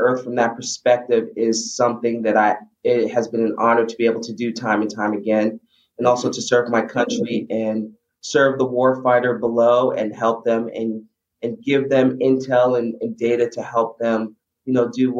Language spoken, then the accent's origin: English; New York City, New York, United States; I grew up in the Bronx